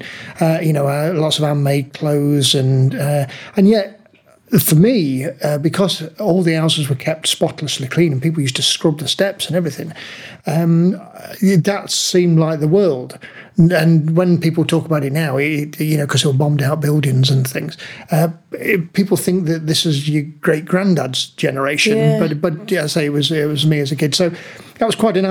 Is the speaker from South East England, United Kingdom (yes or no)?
no; Nottingham, East Midlands, United Kingdom; I was born in Nottingham in what I now find out were the slums. I, at the time, I didn't think they were slums